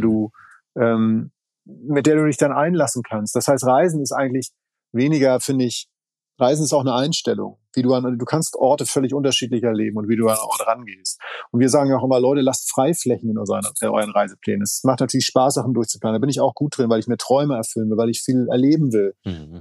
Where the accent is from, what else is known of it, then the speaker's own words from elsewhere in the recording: Schleswig-Holstein, Germany; ich komme aus Schleswig-Holstein. Das heißt, alle meine Kindheit